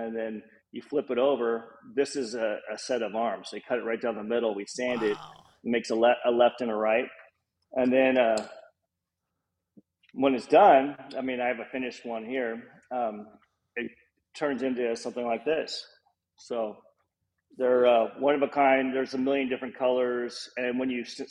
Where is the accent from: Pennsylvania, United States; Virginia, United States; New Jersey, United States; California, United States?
California, United States; Los Angeles; also born or lived in Hollywood; I grew up in Los Angeles, close to Venice Beach